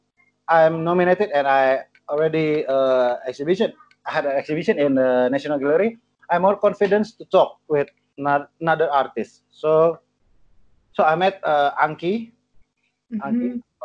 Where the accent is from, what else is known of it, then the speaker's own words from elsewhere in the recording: Jakarta, Indonesia; English is a second language; moved away as an adult; now in Yogyakarta, Indonesia; I was born in Jakarta, and I moved to Jogja in 1st of January in 2014